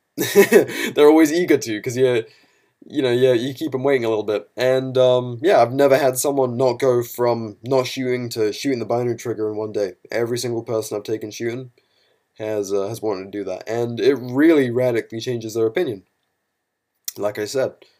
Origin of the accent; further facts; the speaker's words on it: United Kingdom; now in United States; to be a Brit